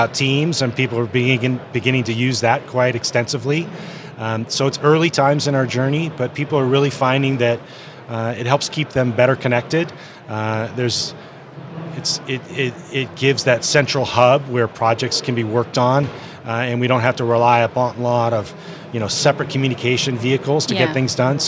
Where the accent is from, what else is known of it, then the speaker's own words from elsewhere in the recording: San Francisco Bay Area, California, United States; I'm from the San Francisco Bay Area